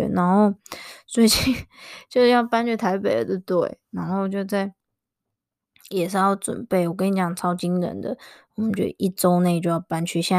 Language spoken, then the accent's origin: Chinese; Chiayi, Taiwan; also born or lived in Kaohsiung; 我从我住我嘉义人，然后我就大学就在高雄，而且我跟你说超好笑的，我大学其实最想要读是台中的学校，然后当时我考高雄